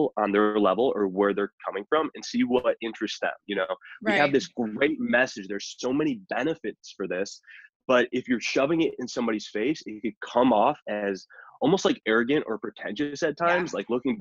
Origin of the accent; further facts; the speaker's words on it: Chicago, Illinois, United States; also born or lived in Boulder, Colorado; I live in the Midwest, or I'm from the Midwest. So from the Chicago area